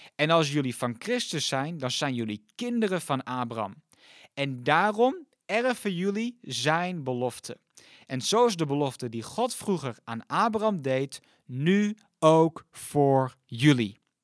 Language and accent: Dutch; Netherlands; ons als Nederlanders